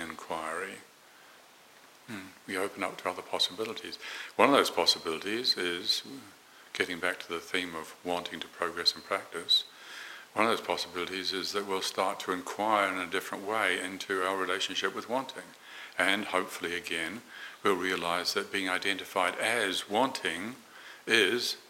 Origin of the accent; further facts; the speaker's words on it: Morrinsville, Waikato, New Zealand; where I grew up in New Zealand, a small town called Moranville